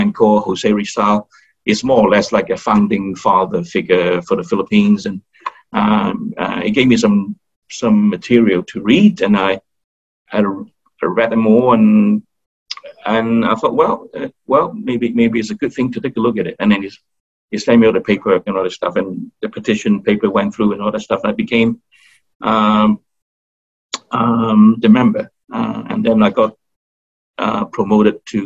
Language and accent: English; Australia; accent: Aussie; moved away; I speak a little bit of Aussie-lingo